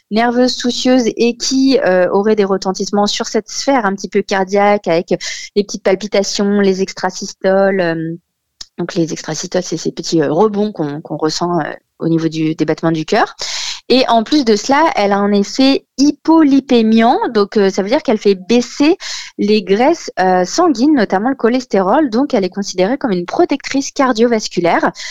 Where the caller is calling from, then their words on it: Aulnay-sous-Bois, Île-de-France, France; Chez moi, à Aulnay, euh, dans mon petit 93.